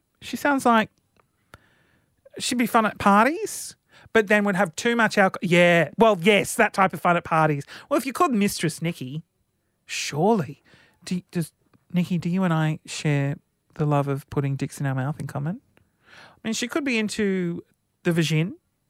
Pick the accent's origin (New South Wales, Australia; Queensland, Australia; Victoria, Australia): New South Wales, Australia; Sydney; Sydney. Yeah.